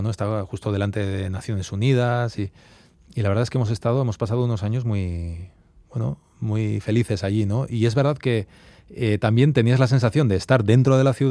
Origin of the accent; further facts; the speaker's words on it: Arbizu, Navarre, Spain; moved away as an adult; also born or lived in Brussels, Belgium / New York, United States; yo soy de Arbizu, de un pueblo de mil habitantes, de Navarra, de, Sacana, ¿no? y, es verdad que ya hace muchos años que, ya vivimos fuera, vivimos en Bruselas también